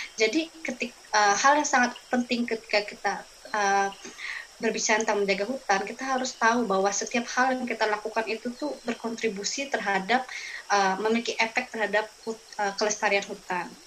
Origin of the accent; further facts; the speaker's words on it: Kalimantan, Indonesia; saya lahir dan besar di Kalimantan dan saya juga adalah um, indigenous people atau uh, masyarakat adat Dayak